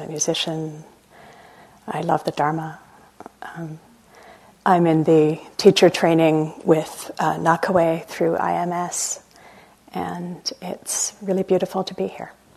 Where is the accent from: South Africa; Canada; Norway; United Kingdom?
Canada; I'm Canadian